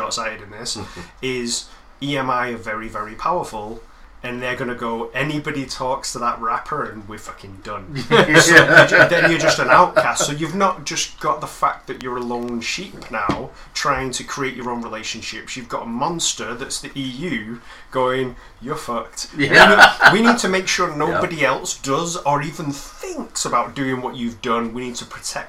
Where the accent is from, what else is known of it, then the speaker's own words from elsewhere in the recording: Hyde, North West England, United Kingdom; moved away as an adult; also born or lived in Manchester; now in Portland, United States; I grew up in Manchester